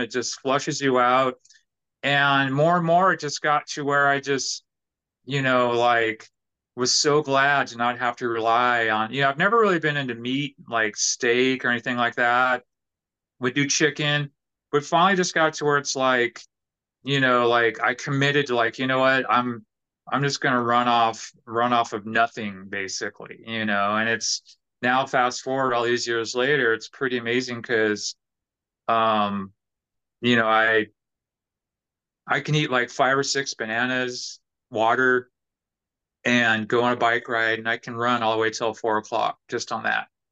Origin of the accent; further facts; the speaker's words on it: California, United States; also born or lived in New York City / New Orleans; now in Nashville, United States; And originally, I'm from California.